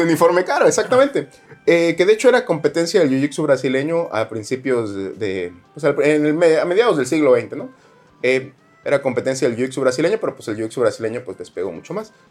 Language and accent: Spanish; Jarochos, Veracruz, Mexico; Esos somos los jarochos, gritones